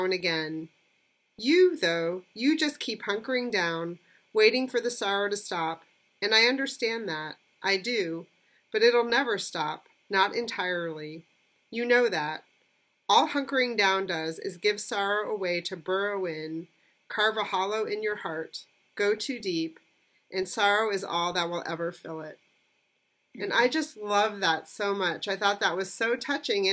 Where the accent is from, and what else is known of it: Southern Ohio, United States; born or raised there; moved away